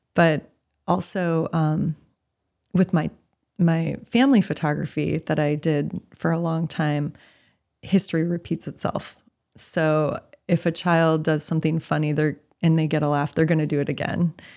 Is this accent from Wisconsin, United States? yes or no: yes; Milwaukee, Wisconsin, United States; moved away as an adult; also born or lived in Idaho / Rhode Island; now in Maine, United States; I grew up in Milwaukee.